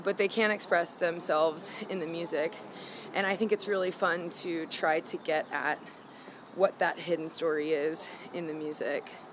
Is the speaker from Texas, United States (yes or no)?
no; South Florida, United States; also born or lived in Gainesville, Florida; I moved from Gainesville back to South Florida